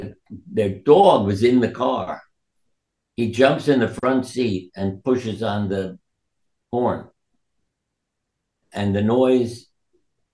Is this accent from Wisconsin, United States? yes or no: no; New York City, New York, United States; I was born in New York